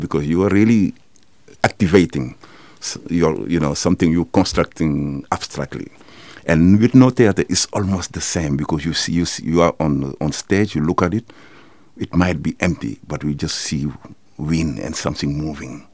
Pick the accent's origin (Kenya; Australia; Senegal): Senegal; moved away as an adult; now in Netherlands; I'm from Senegal